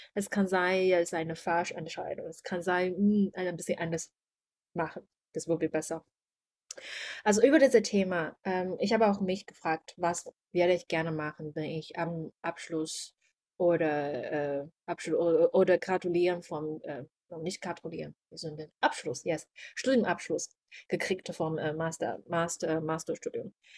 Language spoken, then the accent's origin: German; China; German is a second language; moved away as an adult; also born or lived in Germany; ich bin eine Chinesin